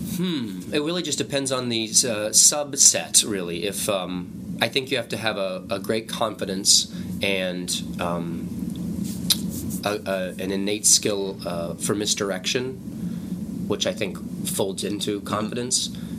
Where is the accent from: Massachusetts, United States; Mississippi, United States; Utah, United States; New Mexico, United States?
New Mexico, United States; moved away; I came from New Mexico. My family's still from there.